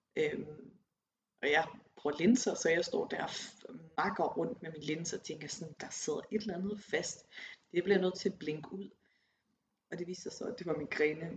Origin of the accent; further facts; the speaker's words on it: Aarhus, Central Denmark Region, Denmark; moved away as an adult; also born or lived in Copenhagen; En kæmpe by i forhold til Aarhus, hvor jeg kommer fra.